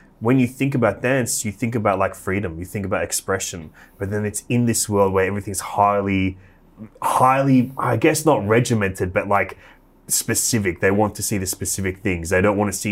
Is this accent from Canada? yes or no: no; Australia; as an Australian